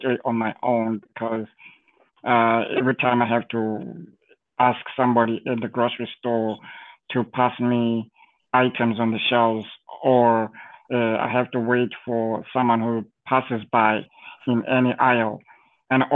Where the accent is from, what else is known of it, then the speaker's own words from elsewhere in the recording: Zimbabwe; moved away; growing up in Zimbabwe, at the time, maybe now things have changed, I haven't been there in a while